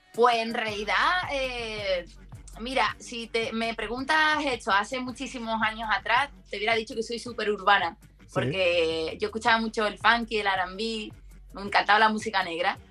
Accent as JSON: {"language": "Spanish", "town": "Seville", "region": "Andalusia", "country": "Spain", "tie": "born or raised there", "moved": "as an adult", "lives_now": "Madrid, Spain", "said": "yo soy de Sevilla, de Triana"}